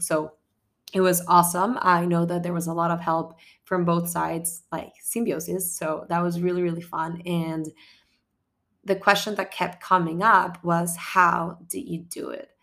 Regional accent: Ecuador; moved away; I come from Ecuador

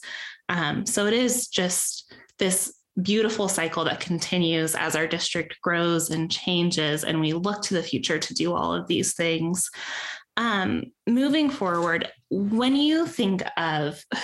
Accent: Peoria, Arizona, United States; I grew up in Peoria Unified

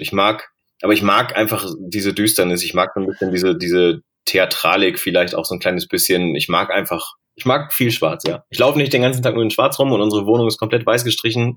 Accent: Bochum, North Rhine-Westphalia, Germany; ich bin in Bochum groß geworden.

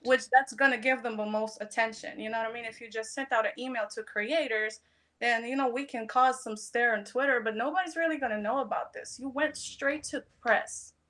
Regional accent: Poland; moved away; When I was growing up, I'm, I'm being from Poland

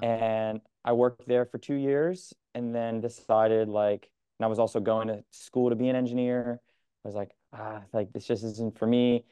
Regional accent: Connecticut, United States; now in New York, United States; I'm from Connecticut

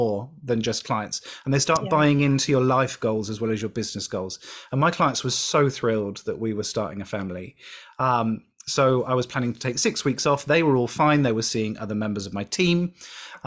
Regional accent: United Kingdom; I'm British

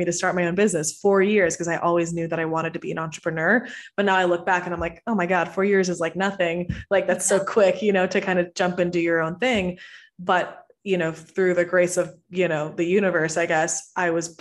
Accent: Houston, Texas, United States; also born or lived in Venezuela; I'm originally from Venezuela, and I moved to Houston when I was 7. So I grew up in Texas, grew up in the States

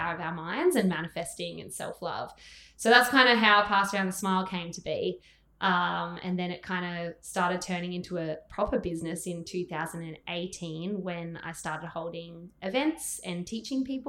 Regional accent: Gold Coast, Queensland, Australia; I'm from the Gold Coast

